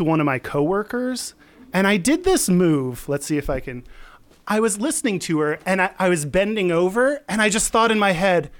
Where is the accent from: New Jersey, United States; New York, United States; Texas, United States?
Texas, United States; I'm from Texas, so I just really like flip flops and shorts.